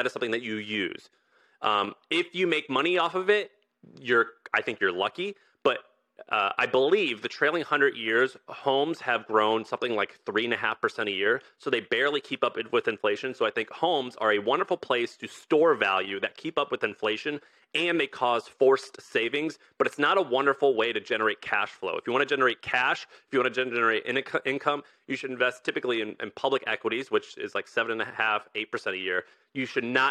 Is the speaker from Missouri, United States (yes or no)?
yes; Missouri, United States; I grew up in Missouri